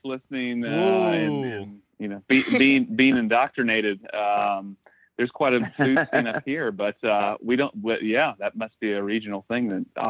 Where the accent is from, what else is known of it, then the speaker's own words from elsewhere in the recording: Dayton, Ohio, United States; also born or lived in Columbus, Ohio; North Dayton, born and raised.